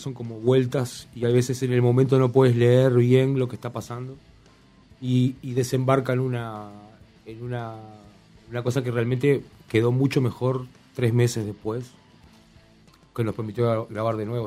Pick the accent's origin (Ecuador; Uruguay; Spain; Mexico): Uruguay; La Paz, Canelones; somos de La Paz varios